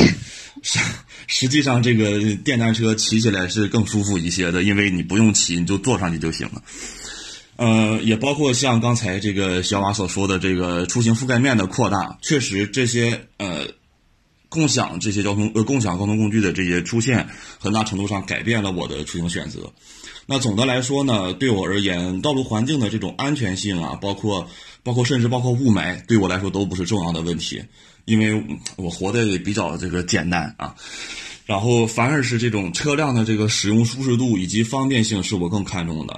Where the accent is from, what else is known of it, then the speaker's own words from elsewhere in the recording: Dalian, Liaoning, China; moved away as an adult; now in Beijing, China; 其实我的家乡是大连，我是大连人